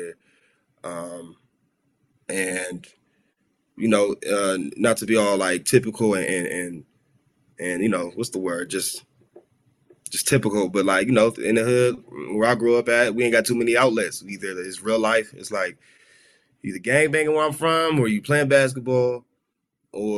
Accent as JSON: {"language": "English", "town": "Los Angeles", "region": "California", "country": "United States", "tie": "born or raised there", "said": "I grew up in South Central"}